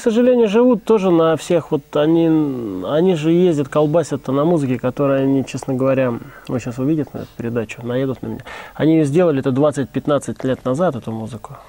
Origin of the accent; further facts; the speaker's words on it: Saint Petersburg, Russia; я как бы из Питера вроде как